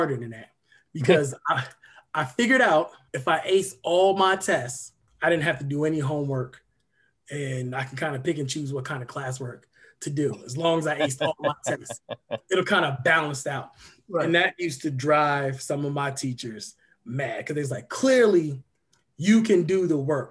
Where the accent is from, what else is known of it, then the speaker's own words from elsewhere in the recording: Dover, Delaware, United States; I grew up in Dover, Delaware